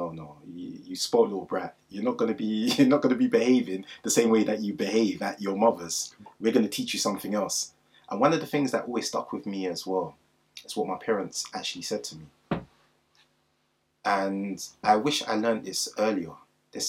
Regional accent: London, United Kingdom; also born or lived in Wandsworth Road, London; I'm originally from Clapham Junction

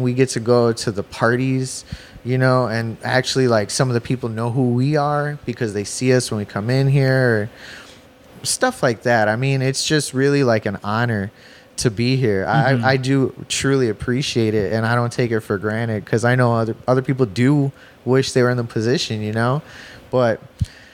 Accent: Chicago, Illinois, United States; I'm from the East Side of Chicago, but that's the nickname because it's the East Side of the Calumet River, but it's actually the far South Side.

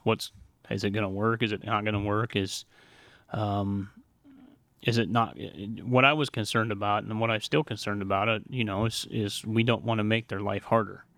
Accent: Montana, United States; moved away as an adult; I grew up in the Pacific Northwest in Montana

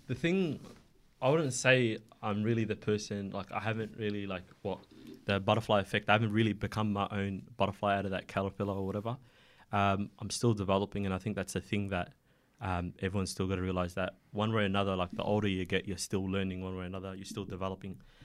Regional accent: Melbourne, Victoria, Australia; also born or lived in Somalia; I've been living in Melbourne ever since

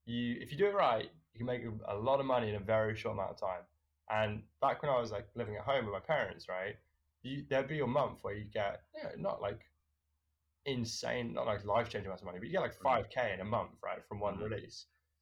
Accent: United Kingdom; So basically, I think of myself as quite a British lad.

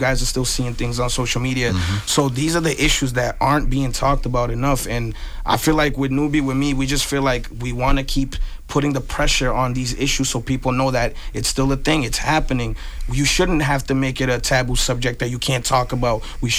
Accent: Brockton, Massachusetts, United States; we come from Brockton.

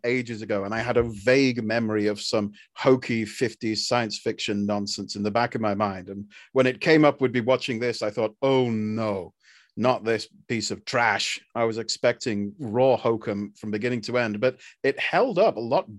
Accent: United Kingdom; I was literally just about to say that because I'm British and I knew all of that.

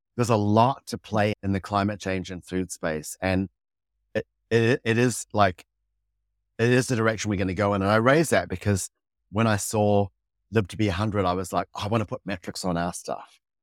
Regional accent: Fiji; moved away; also born or lived in Samoa / New York, United States / New Zealand; I grew up in Fiji

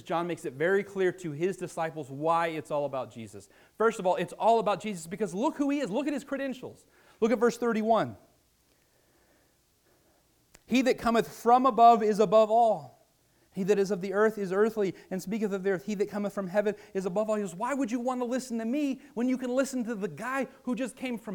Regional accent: Virginia, United States; I'm from Virginia

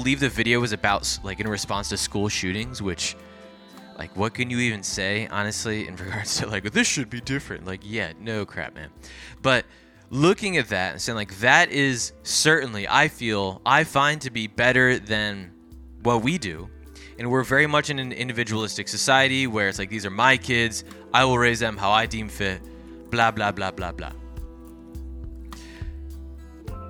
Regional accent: New Jersey, United States; I grew up in South Jersey

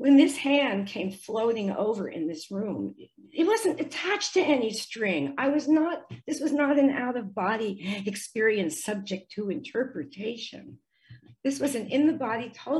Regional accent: United States; I grew up in the States

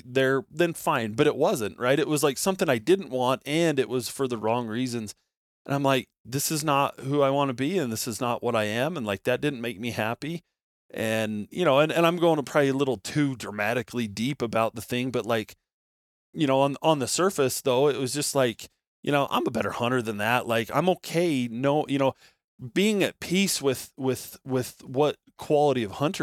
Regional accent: Nevada, United States; I grew up in Nevada

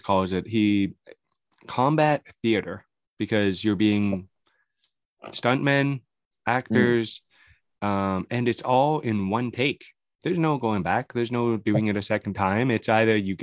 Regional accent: Canada; I'm a Canadian boy.

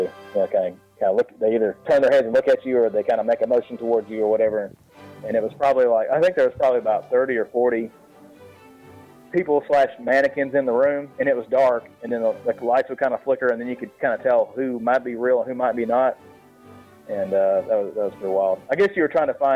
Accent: the South, United States; I'm being from the South

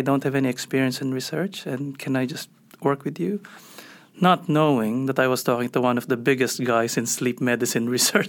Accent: Manila, Metro Manila, Philippines; moved away as an adult; also born or lived in New York / Philadelphia; now in United States; Yeah, so background-wise, I'm Filipino, so I grew up in Manila. Did my med school there and then left to do my psychiatry training in New York and Philadelphia

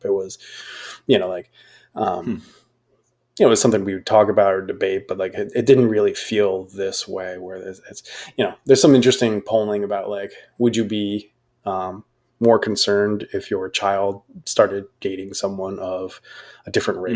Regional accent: United States; being an American

